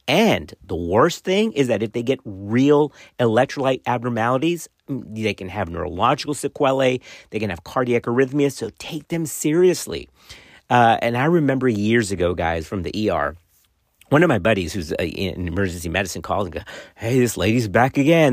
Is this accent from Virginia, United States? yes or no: no; Texas, United States; my home state of Texas